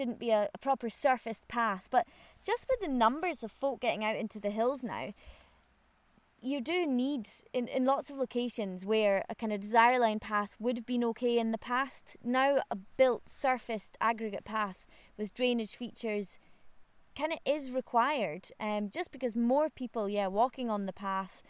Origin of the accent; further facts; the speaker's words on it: Aviemore, Scotland, United Kingdom; I was really, really lucky to have been born and brought up in Aviemore.